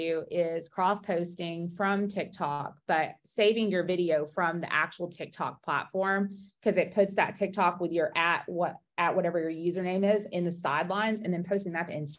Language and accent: English; Georgia, United States; I'm from Georgia